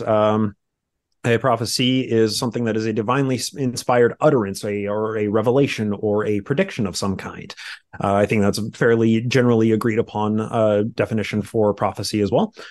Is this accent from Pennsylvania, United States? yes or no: no; Utah, United States; I grew up in Utah in the same religion as, uh, Kyle